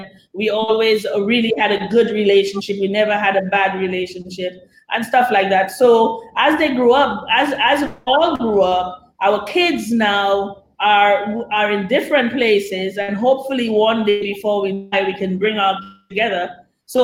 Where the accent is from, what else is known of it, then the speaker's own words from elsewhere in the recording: Castries, St. Lucia; also born or lived in La Clery, St. Lucia; As we grew older, we moved to other locations in St. Lucia, but that was where I grew up. I grew up in Castries, the city.